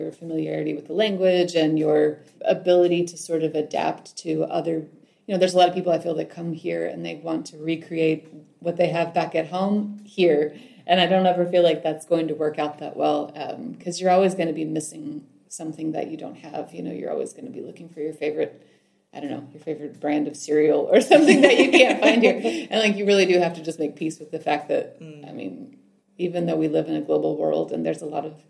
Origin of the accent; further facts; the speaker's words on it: Texas, United States; accent: American; moved away as an adult; now in Lucca, Italy; I'm from Texas originally